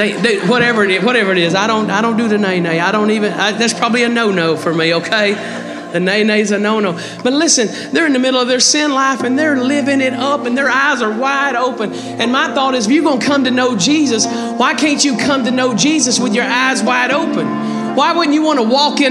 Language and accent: English; Texas, United States; accent: country; I'm Texan. And all I knew how to speak was, I guess, country